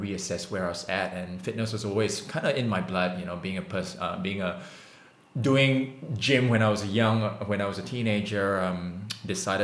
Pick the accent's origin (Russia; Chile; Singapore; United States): Singapore; moved away as an adult; also born or lived in Australia; I was born in Singapore